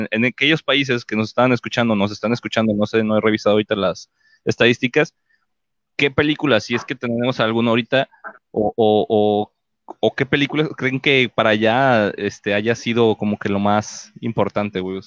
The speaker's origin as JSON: {"language": "Spanish", "country": "Mexico", "said": "todos aquí somos mexicanos"}